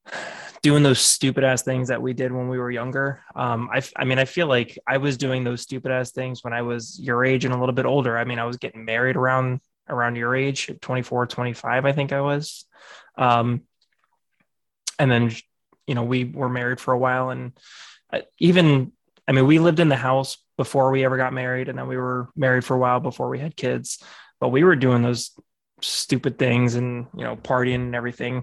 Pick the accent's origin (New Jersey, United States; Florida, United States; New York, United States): Florida, United States; South; I was born and raised in South Florida